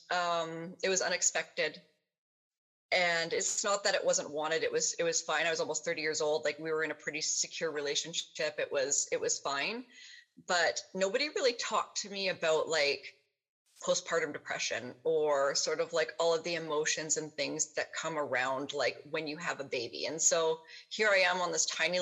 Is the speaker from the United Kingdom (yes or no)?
no; Kelowna, British Columbia, Canada; I ended up moving back to my hometown, which is here, Kelowna, BC